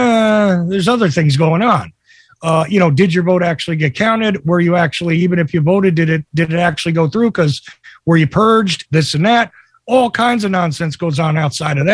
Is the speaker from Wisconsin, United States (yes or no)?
no; New Jersey, United States; I grew up in Jersey